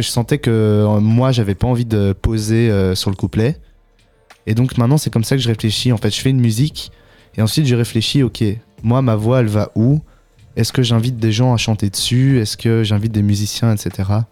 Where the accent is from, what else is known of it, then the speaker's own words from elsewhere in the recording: Ottignies-Louvain-la-Neuve, Wallonia, Belgium; also born or lived in Brussels; je viens d'ici, euh, au Tigny-Louvain-la-Neuve. J'ai fait mes secondaires ici. mais sinon, je viens plus de Bruxelles à la base.